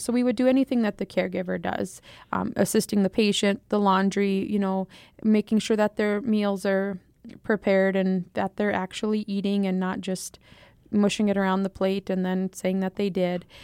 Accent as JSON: {"language": "English", "town": "Eagle Butte", "region": "South Dakota", "country": "United States", "tie": "born or raised there", "also_born_or_lived": "Buffalo, South Dakota", "said": "I grew up in the Eagle Butte, Dupree, South Dakota area"}